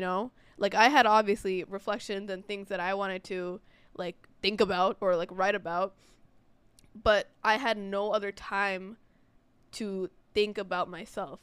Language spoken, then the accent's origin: English; New York, United States; we're, we're American born. I'm from New York